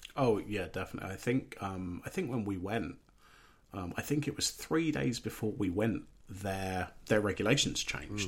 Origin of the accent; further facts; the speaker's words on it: England, United Kingdom; I'm English